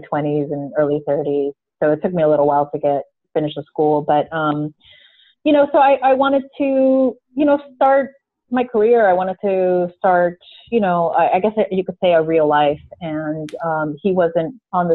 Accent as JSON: {"language": "English", "region": "South Florida", "country": "United States", "moved": "as an adult", "said": "I'm originally from South Florida. I moved away and I came back about 6 years ago"}